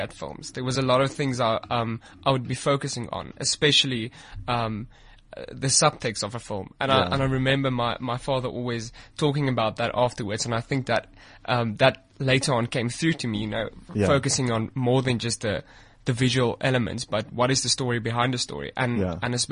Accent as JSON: {"language": "English", "town": "Pretoria", "region": "Gauteng", "country": "South Africa", "tie": "born or raised there", "also_born_or_lived": "Western Cape", "said": "I moved back to Pretoria. And I went to school. I'm staying in Centurion. So that's where I basically grew up."}